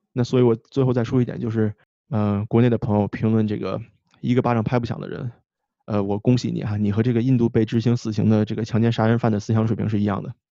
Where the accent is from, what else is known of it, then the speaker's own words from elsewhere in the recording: China; moved away; 咱们好像在国内长大的时候就没有被教过这个 consent 这个问题